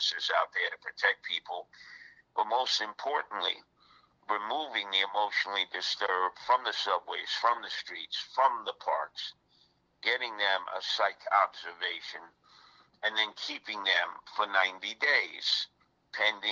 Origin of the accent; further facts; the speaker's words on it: New York City, New York, United States; as a New Yorker